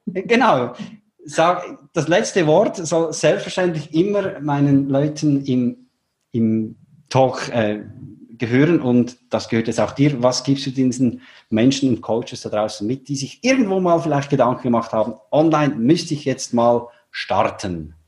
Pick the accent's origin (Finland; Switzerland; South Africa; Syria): Switzerland; ich bin ja aus der Schweiz